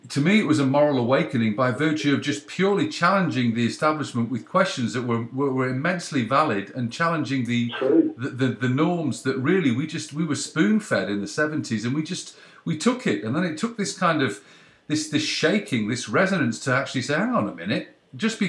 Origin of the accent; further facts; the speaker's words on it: the North of England, United Kingdom; I'm from the North as well.